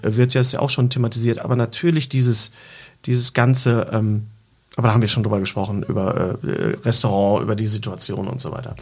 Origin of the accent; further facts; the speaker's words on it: Bochum, North Rhine-Westphalia, Germany; ich bin ja in Bochum Leer aufgewachsen